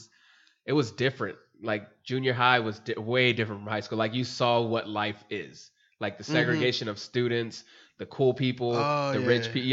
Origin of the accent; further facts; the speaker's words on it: Los Angeles, California, United States; I grew up in East LA where it's Mexican.